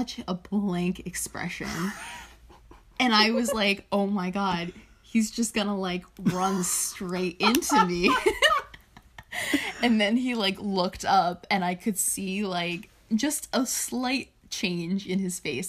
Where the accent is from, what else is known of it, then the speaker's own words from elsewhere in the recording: Vermont, United States; moved away; my hometown, which is in Vermont